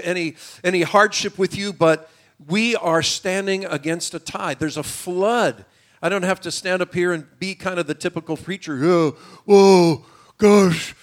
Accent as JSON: {"language": "English", "town": "Chicago", "region": "Illinois", "country": "United States", "tie": "born or raised there", "accent": "American", "moved": "yes", "lives_now": "Israel", "said": "You can tell from my American accent and English, I wasn't born in Israel. I was born in Chicago of a Jewish mother"}